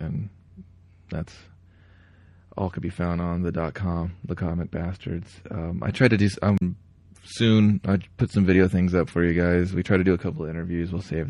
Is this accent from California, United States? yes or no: yes; Los Angeles, California, United States; I'm from Los Angeles. This shit's cool where I come from.